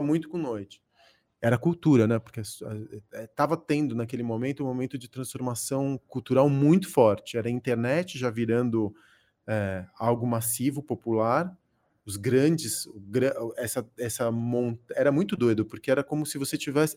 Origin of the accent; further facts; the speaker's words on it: São Paulo, Brazil; also born or lived in Córdoba, Argentina; uns 5 anos de idade. Cheguei aqui na, na década, no final da década de 70